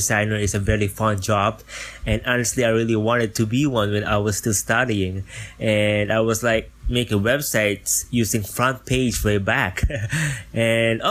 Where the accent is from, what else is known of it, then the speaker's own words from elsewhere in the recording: Philippines; from the Philippines